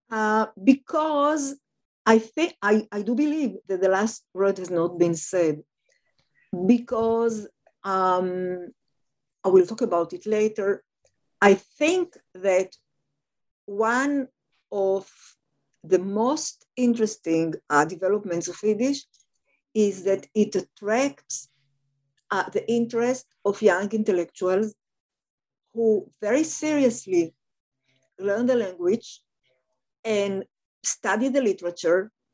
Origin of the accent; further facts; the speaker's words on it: Tel Aviv, Tel Aviv District, Israel; moved away; I was born and raised in Tel Aviv, in Israel, in Tel Aviv, um, the first Hebrew city